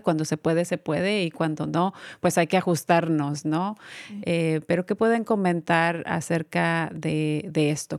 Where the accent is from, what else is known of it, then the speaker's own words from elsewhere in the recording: Mexico; moved away; yo también soy de México